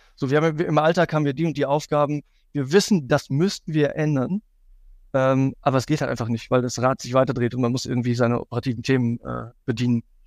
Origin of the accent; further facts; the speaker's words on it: Cologne, North Rhine-Westphalia, Germany; für mich als Kölner